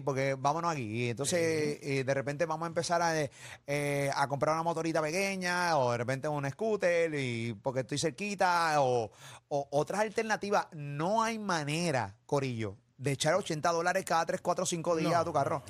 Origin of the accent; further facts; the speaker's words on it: Venezuela; moved away; los venezolanos que, viven fuera ¿no? de, de, Venezuela